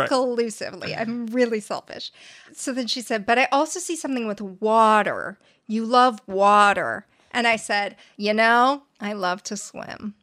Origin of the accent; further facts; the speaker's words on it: La Crescenta, California, United States; La Crescenta